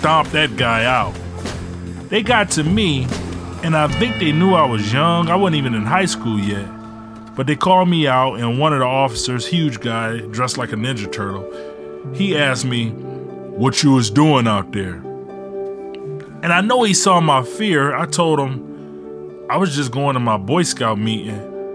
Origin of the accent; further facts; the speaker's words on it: Ecorse, Michigan, United States; also born or lived in Detroit, Michigan; When my mom left my dad, we moved from Detroit to Ecorse.